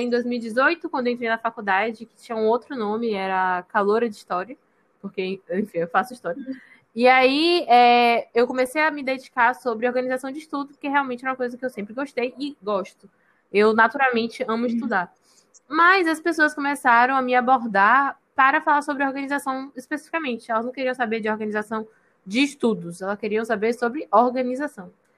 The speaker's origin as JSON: {"language": "Portuguese", "town": "Salvador", "region": "Bahia", "country": "Brazil", "tie": "born or raised there", "also_born_or_lived": "Rio de Janeiro", "said": "moro em Salvador desde sempre, mas eu nasci no Rio de Janeiro. Mas em Maraqui, acho que com um ano, nunca sei. Meus pais, nem meus pais sabem. Então, Vamos, eu me considero baiana, porque tem tanto tempo que eu moro aqui"}